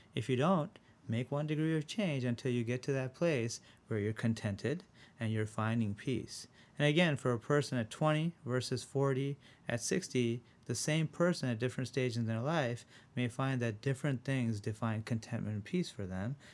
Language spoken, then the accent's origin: English; Rochester, New York, United States; also born or lived in India; I was born in India, uh, and when I was seven, I moved to Rochester